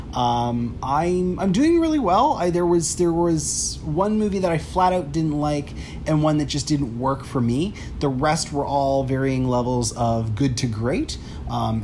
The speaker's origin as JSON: {"language": "English", "town": "Toronto", "region": "Ontario", "country": "Canada", "tie": "born or raised there", "said": "my hometown of Toronto, Canada"}